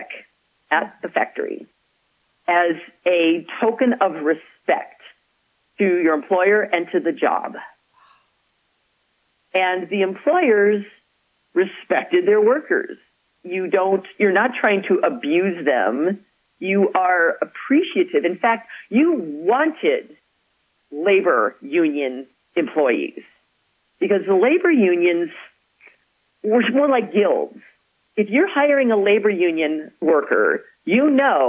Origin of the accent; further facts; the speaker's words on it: Chicago, Illinois, United States; moved away; also born or lived in Madison, Wisconsin / Pittsburgh; I'm from Chicago